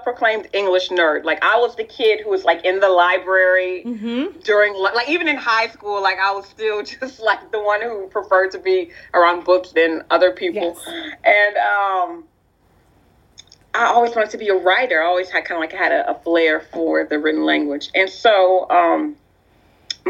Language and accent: English; Lafayette, Louisiana, United States; also born or lived in Youngsville, Louisiana; I was born in Lafayette, Louisiana, and I was baptized in, it's still my home church, St. Anne's Catholic Church in a small town called Youngsville, Louisiana.